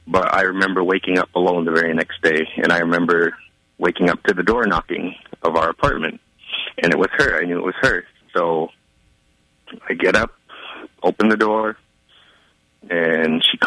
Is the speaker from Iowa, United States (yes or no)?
yes; Tama, Iowa, United States; I am from Tama, Iowa